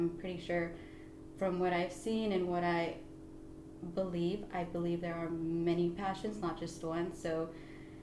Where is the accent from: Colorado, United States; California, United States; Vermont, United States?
California, United States; Oxnard; I was born and raised in Oxnard